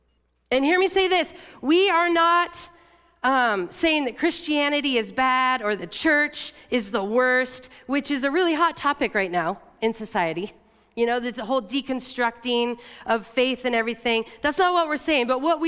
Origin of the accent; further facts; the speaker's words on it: La Grande, Oregon, United States; You know, I grew up in Eastern Oregon in LeGrand.